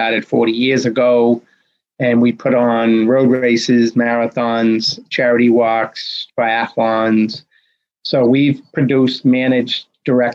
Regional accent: Medford, Massachusetts, United States; my hometown of Medford, Mass.

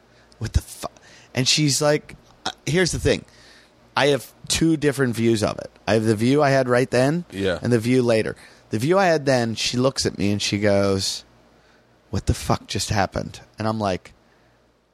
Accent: United States; I'm an American

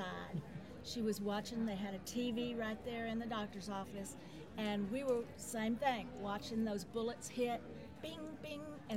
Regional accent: Austin, Texas, United States; I grew up right up the street from Barton Springs

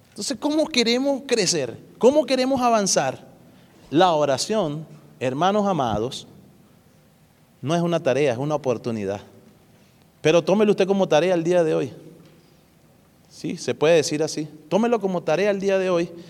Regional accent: Dominican Republic; accent: Dominican; Ahí hablé como dominicano.

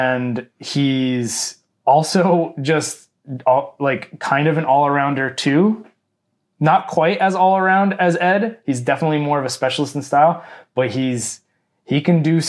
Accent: Canada; we are Canadian

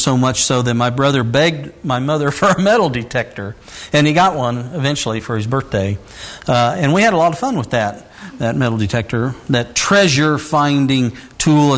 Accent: Indiana, United States; while I was growing up in Indiana

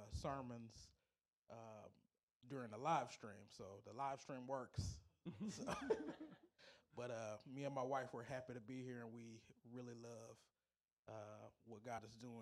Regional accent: Fort Worth, Texas, United States; moved away as an adult; also born or lived in Hot Springs, Arkansas; now in Tyler, United States; relocated here after my wife finished up her training in Hot Springs, Arkansas, but we are originally from Fort Worth.

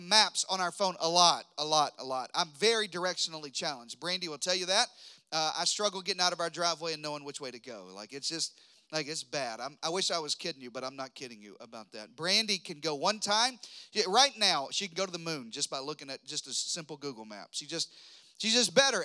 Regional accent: Texas, United States; I'm from Texas

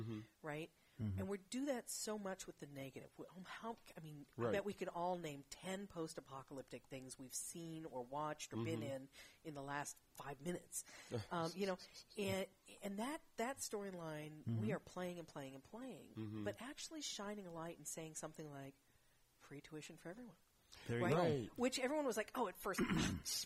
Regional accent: Champaign-Urbana, Illinois, United States; also born or lived in Seattle, Washington; now in San Francisco Bay Area, United States; I was born in Seattle, but I was raised in Central Illinois

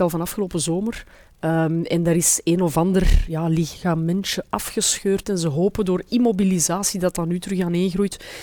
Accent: Antwerp, Flanders, Belgium; als Antwerpenaar

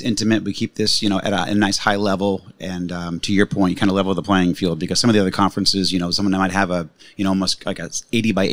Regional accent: Boston, Massachusetts, United States; I'm actually from Boston, so I know Maine pretty well

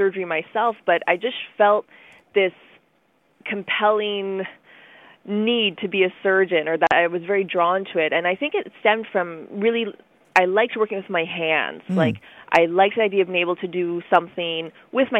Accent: Ottawa, Ontario, Canada; also born or lived in Chesterfield Inlet, Nunavut; Ottawa is where I've been raised almost my whole life

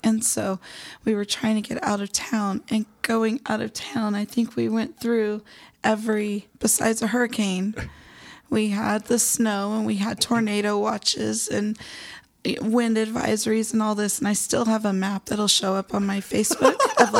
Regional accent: New Mexico, United States; I am from New Mexico.

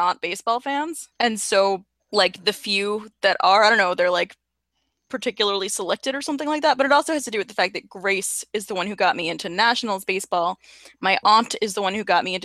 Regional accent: Red Sox territory, New England, United States; I grew up in Red Sox territory

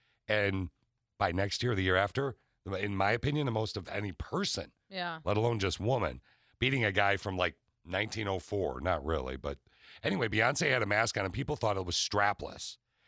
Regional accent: East Lansing, Michigan, United States; And I grew up in East Lansing, by the way.

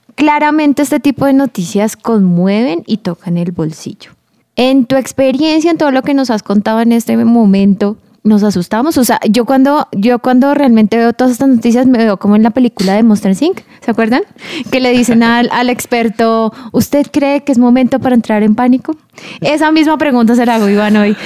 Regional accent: Colombia; Como colombianos

